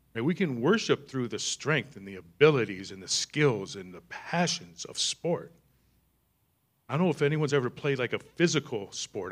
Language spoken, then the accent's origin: English; East Michigan, United States; I grew up in East Michigan